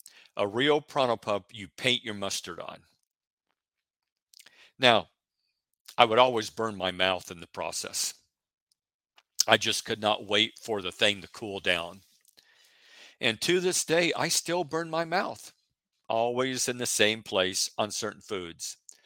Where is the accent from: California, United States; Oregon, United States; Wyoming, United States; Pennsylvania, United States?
Oregon, United States; at least at the, in the part of the country that I grew up in Oregon.